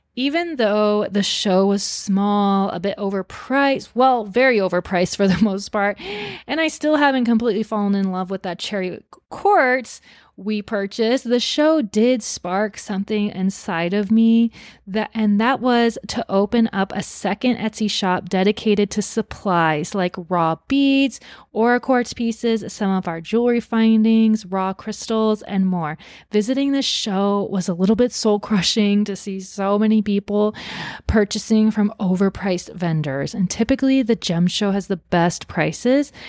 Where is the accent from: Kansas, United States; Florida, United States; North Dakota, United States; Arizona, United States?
Arizona, United States; my home state of Arizona